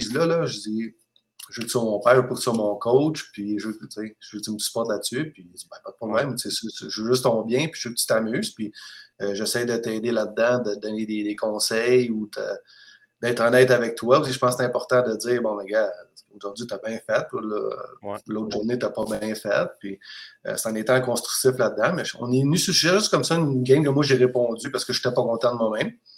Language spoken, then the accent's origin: French; Saint-Hubert, Quebec, Canada; moved away as an adult; also born or lived in Kassel, Germany / Crimmitschau, Germany; now in Germany; de Saint-Hubert, que je suis, euh, j'ai été élevé à Saint-Hubert